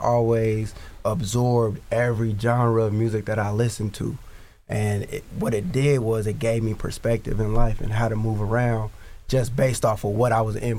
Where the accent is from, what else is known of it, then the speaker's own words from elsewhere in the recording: Sacramento, California, United States; I'm from Sacramento, California.